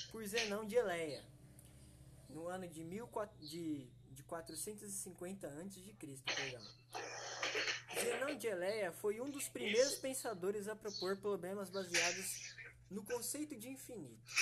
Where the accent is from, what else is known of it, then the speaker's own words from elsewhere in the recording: São Paulo, Brazil; now in Panorama, Brazil; eu tenho 20 anos de idade, sou da cidade de Panorama, né? Mas eu nasci em São Paulo.